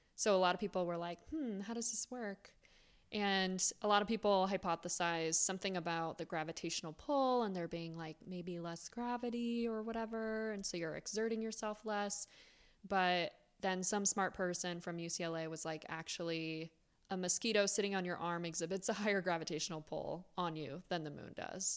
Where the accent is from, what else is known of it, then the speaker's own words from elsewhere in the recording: Florida, United States; I grew up in Florida